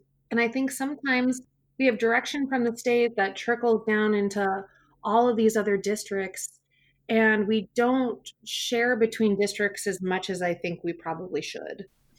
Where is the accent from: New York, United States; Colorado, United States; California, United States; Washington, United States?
Washington, United States; Wenatchee; But as a kid, I grew up in Central Washington in Wenatchee. It's a beautiful town, beautiful people. I grew up on this neighborhood block with four other kids my exact age.